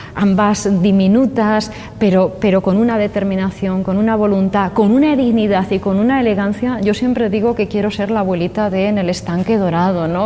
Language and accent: Spanish; Valladolid, Castile and León, Spain; also born or lived in Burgos / Albacete; now in Alicante, Spain; yo nací en Valladolid, he vivido en Burgos, eh, en fin, la, meseta y después a la otra meseta, Albacete